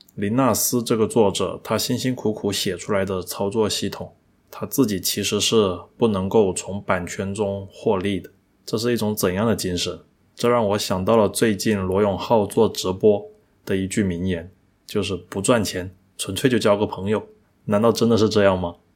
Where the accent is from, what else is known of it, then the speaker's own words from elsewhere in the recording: China; 那个时候以我们中国人的消费来说的话